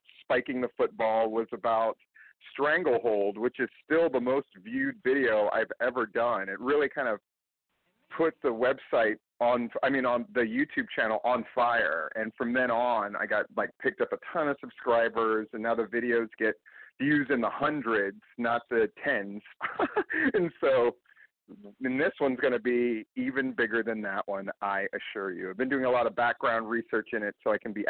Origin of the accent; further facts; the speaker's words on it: Hawaii, United States; now in Florida, United States; growing up in Hawaii